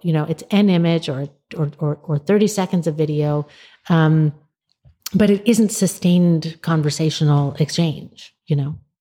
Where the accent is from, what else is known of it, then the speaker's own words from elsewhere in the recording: United States; we as American readers